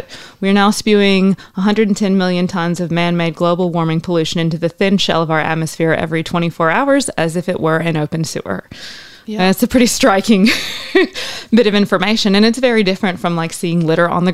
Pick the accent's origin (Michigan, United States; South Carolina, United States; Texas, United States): South Carolina, United States; moved away as an adult; also born or lived in Asheville, North Carolina; now in Australia; I grew up in South Carolina